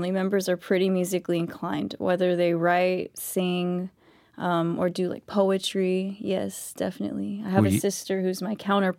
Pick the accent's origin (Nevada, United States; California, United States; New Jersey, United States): California, United States; Barstow; also born or lived in Apple Valley; Originally, I'm from all over the place. I grew up in SoCal, in like Barstow, the desert area.